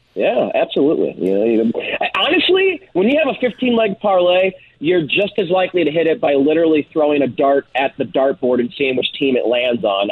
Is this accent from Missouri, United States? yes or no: yes; St. Louis, Missouri, United States; now in Las Vegas, United States; very happy and excited to be on in my hometown